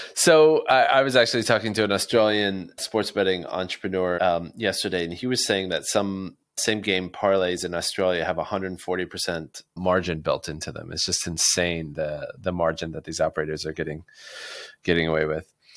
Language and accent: English; United States; as an American